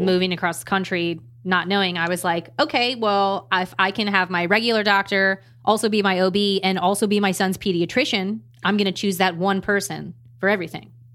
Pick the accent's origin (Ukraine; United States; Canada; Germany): United States; Maryland; moved away as an adult; also born or lived in California; I'm from Maryland, we're currently in Maryland